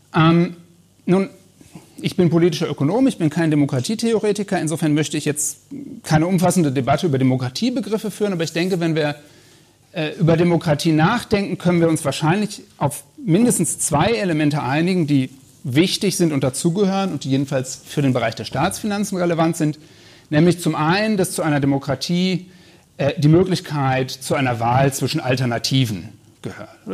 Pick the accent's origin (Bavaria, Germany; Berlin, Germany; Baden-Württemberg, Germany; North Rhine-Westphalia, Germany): North Rhine-Westphalia, Germany; ich komme aus Nordrhein-Westfalen